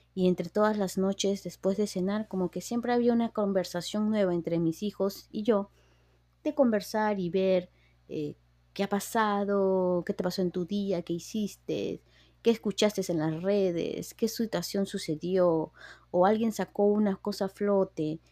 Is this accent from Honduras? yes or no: no; Peru; now in United States; yo soy de Perú, eh, vine aquí a Estados Unidos